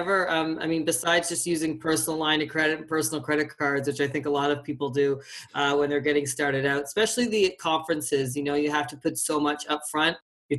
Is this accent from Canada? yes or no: yes; Atlantic Canada, Canada; now in Calgary, Canada; Well, like most people that live in Calgary, I'm from Atlantic Canada. I moved here 13 years ago, which is incredible.